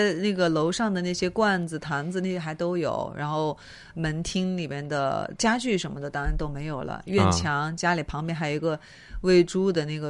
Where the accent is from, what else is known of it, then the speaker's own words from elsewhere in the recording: South China, China; 你们北方会这么说吗？因为我是南方人，我们有时候下水的话说扎个猛子